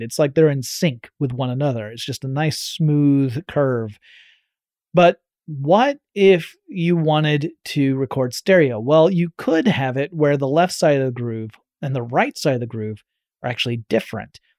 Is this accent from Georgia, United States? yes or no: yes; Georgia, United States; growing up in Georgia, meant we were just a short 8 to 10 hour drive from Walt Disney World in Florida.